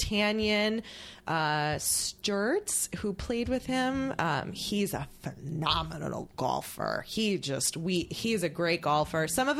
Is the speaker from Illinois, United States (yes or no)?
yes; Chicago, Illinois, United States; I'm from Chicago.